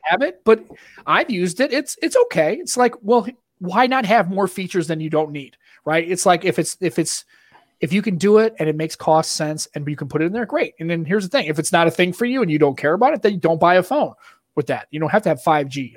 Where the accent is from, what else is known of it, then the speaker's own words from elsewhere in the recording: Boston, Massachusetts, United States; accent: Boston; that's my Boston accent